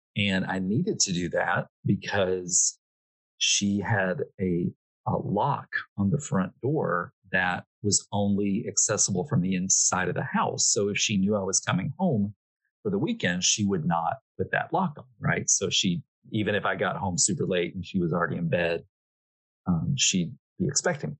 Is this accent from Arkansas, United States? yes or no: yes; Arkansas, United States; moved away; back home in Arkansas